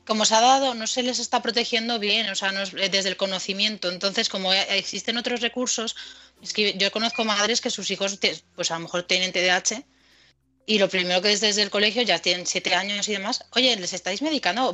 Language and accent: Spanish; Madrid, Community of Madrid, Spain; moved away; also born or lived in United States; nosotros somos de Madrid